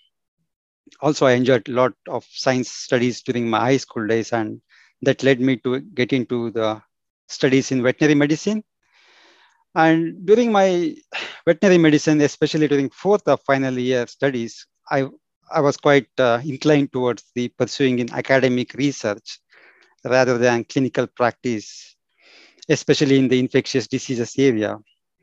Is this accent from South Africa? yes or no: no; southern India, India; moved away as an adult; also born or lived in Belgium; now in United Kingdom; I'm from India, particularly in southern part of India